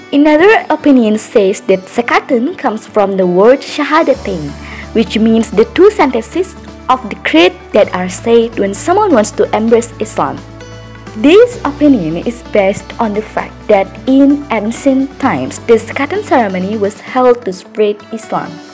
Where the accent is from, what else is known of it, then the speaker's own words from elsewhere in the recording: Yogyakarta, Special Region of Yogyakarta, Indonesia; English is a second language; where is my hometown? Yep, it's in Yogyakarta